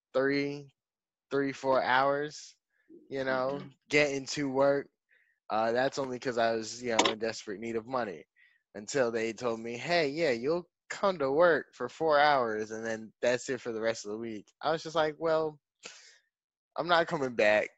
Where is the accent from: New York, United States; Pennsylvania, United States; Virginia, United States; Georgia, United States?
New York, United States; now in Florida, United States; I'm from New York